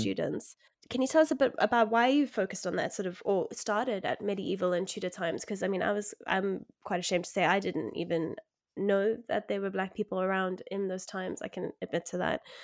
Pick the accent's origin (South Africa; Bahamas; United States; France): South Africa; I grew up in South Africa